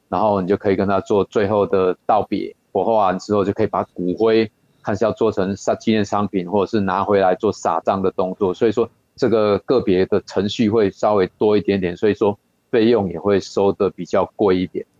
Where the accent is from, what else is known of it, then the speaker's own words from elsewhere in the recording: Yilan County, Taiwan; 我们宜兰这边比较宽阔啦